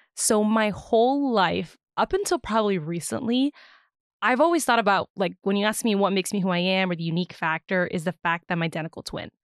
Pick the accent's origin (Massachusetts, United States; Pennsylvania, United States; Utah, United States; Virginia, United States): Virginia, United States; I am born and raised in Virginia